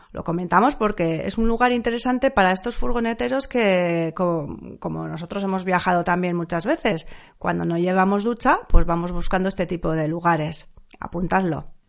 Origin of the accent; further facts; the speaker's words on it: San Sebastián, Basque Country, Spain; nosotros, pues que somos de Donosti y nos solemos acercar bastantes veces a la Zurriola y a Zarauz